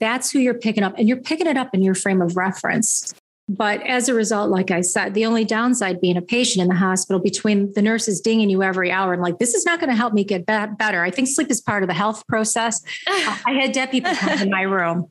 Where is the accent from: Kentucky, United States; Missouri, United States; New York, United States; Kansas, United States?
New York, United States; Niagara Falls; now in Buffalo, United States; I was born in Niagara Falls, New York, the American side